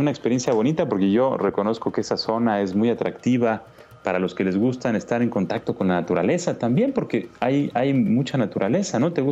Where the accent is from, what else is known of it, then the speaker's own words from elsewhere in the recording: Baja California, Mexico; Estamos transmitiendo en Valle de Guadalupe, así que como buenos baja californianos.